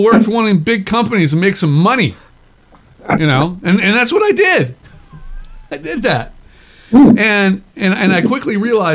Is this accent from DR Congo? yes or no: no; Chicago, Illinois, United States; I went to the University of Chicago, you know, my hometown